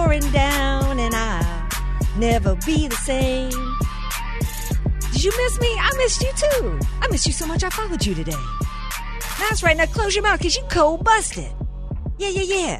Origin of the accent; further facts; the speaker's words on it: Deep South, United States; somebody who grew up in the Deep South